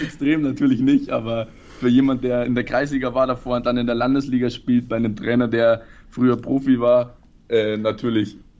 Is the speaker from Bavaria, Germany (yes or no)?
yes; Rosenheim, Bavaria, Germany; moved away as an adult; also born or lived in Ried, Austria; now in Ried im Innkreis, Austria; Ich komme ursprünglich aber aus Bayern, aus Rosenheim